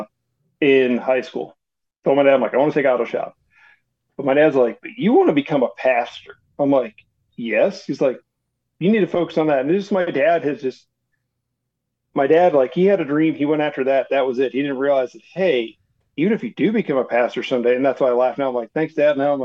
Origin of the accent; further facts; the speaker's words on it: Ohio, United States; now in Faith, North Carolina, United States; I grew up in a small town in Ohio, but there is one cool thing about my hometown in Ohio